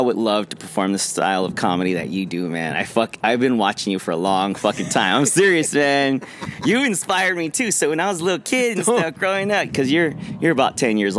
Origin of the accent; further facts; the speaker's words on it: Los Angeles, California, United States; I grew up in Watts, in a very shitty place